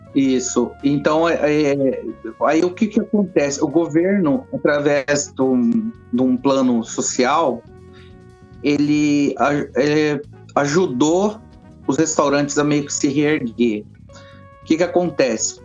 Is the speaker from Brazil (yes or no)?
yes; Brazil; moved away as an adult; now in London, United Kingdom; eu sou brasileiro